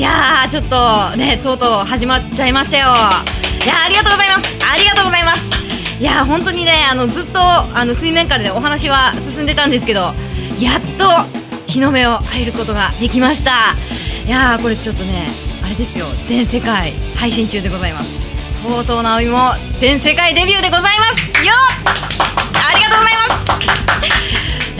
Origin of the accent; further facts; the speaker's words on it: Kasuga, Fukuoka, Japan; 福岡県春日市が出身ですずっと春日市にいました